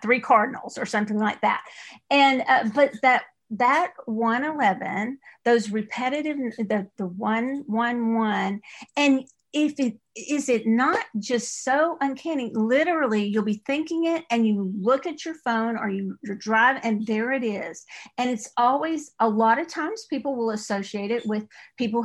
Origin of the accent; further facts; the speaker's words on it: East Texas, United States; accent: East Texas; my East Texas accent